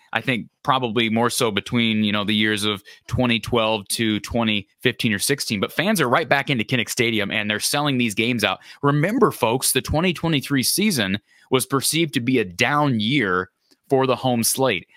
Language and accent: English; Iowa, United States; I, I grew up in Iowa